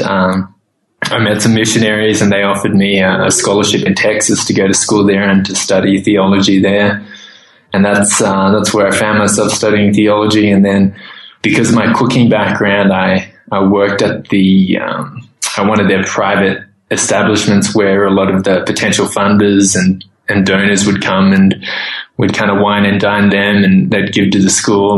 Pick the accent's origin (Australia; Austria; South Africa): Australia; moved away as an adult; also born or lived in Thailand; growing up in Australia